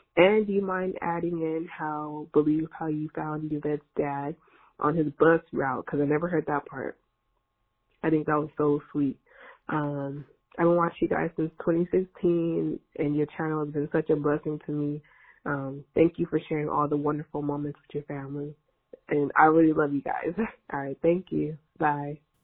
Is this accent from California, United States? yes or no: yes; Northern California, United States; I'm from California, aka the Golden State, NorCal to be specific